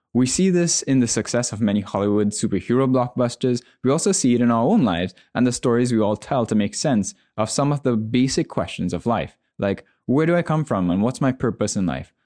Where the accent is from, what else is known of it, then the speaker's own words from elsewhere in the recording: Trinidad & Tobago; I'm a Trinidadian